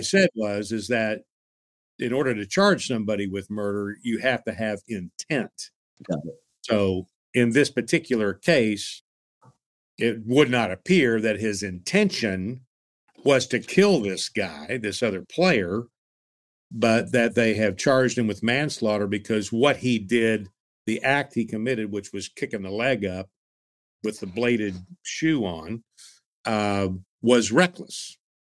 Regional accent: Tulsa, Oklahoma, United States; when I was growing up in Tulsa, we had the Tulsa Oilers ice hockey team

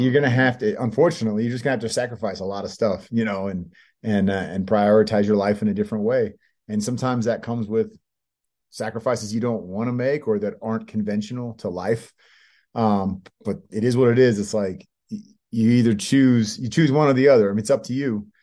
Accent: Bay Area, California, United States; moved away as an adult; also born or lived in San Diego / Los Angeles; I grew up in the Bay Area.

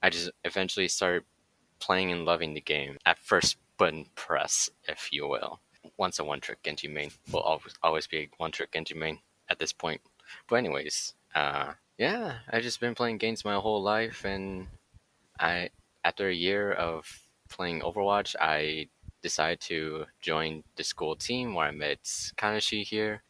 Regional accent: Nashville, Tennessee, United States; moved away as an adult; also born or lived in Bay Area, California; I was born and raised in Nashville, Tennessee. Came to the Bay Area for college

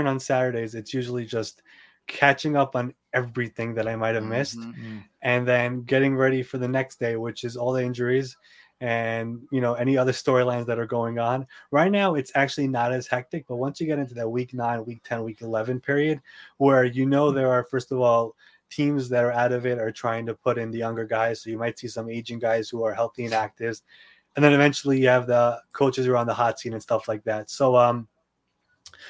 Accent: New York, United States; I'm here from New York

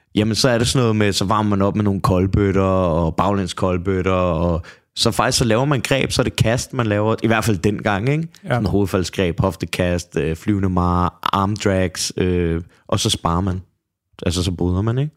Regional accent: Copenhagen, Capital Region of Denmark, Denmark; Jeg er fra Brøndshøj Husum

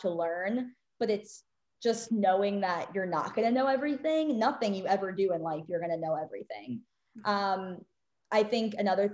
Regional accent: Maryland, United States; I grew up in Maryland

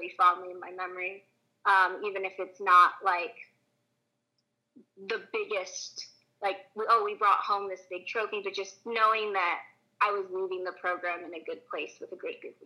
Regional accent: Southern California, United States; I'm from Southern California, and I kind of wanted to stay in that area. And LMU is like 45 minutes away from where I grew up

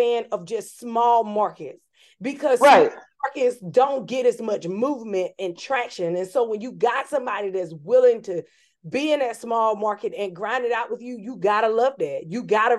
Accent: North Carolina, United States; I'm from North Carolina, and so I'm from North Carolina

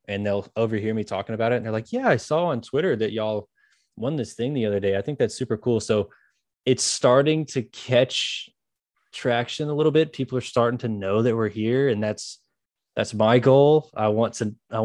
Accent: Memphis, Tennessee, United States; now in Jonesboro, United States; I grew up in Memphis

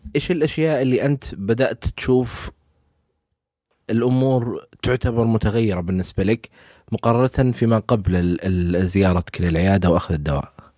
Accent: Saudi Arabia; عندنا في السعوديه

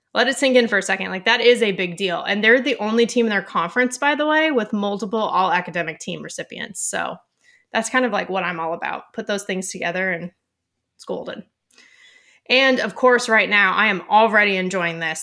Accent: Ventura County, Southern California, United States; I'm from Southern California

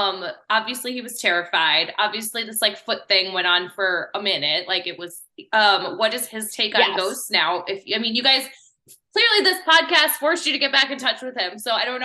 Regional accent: Midwest, United States; I'm from the Midwest

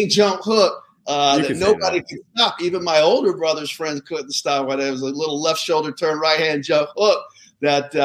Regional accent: Southern California, United States; I grew up in Southern California

